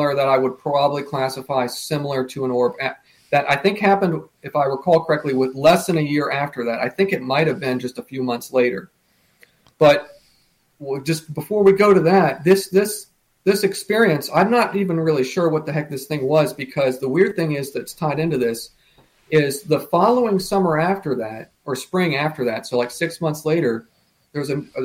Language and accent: English; United States; We lived only a, you know, hour and a half from it